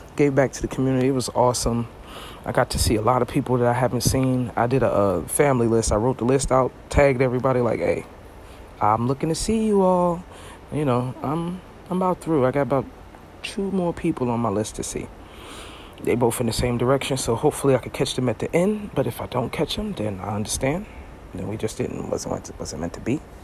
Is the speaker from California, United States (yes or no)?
no; Brooklyn, New York, United States; now in Florida, United States; Visiting my family. That's where I'm from. I'm from Brooklyn. But I live in Florida